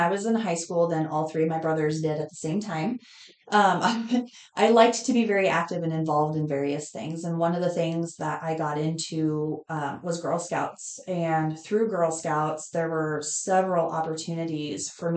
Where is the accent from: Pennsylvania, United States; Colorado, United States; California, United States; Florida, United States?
Colorado, United States; Estes Park; moved away as an adult; now in York, United States; When I turned 6 months, my parents moved to Estes Park, Colorado. Mm-hmm. And I grew up there, graduated from there